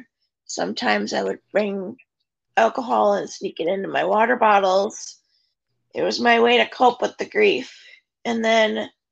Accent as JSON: {"language": "English", "town": "Oshkosh", "region": "Wisconsin", "country": "United States", "tie": "born or raised there", "said": "I'm from Oshkosh, Wisconsin, born and raised. I still live here."}